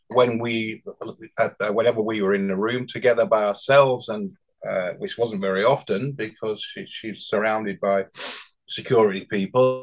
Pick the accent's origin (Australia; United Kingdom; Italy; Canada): United Kingdom; Bradford, Yorkshire and the Humber; accent: northern; also born or lived in South of England; now in Hebden Bridge, United Kingdom; I'm from a council estate in Bradford